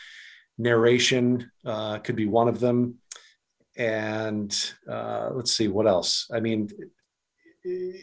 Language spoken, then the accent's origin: English; New England, United States; I'm from New England